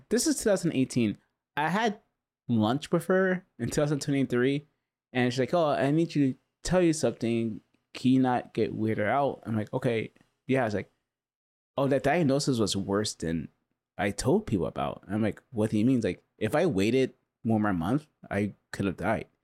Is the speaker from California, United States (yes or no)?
yes; Huntington Beach, California, United States; I grew up in Huntington Beach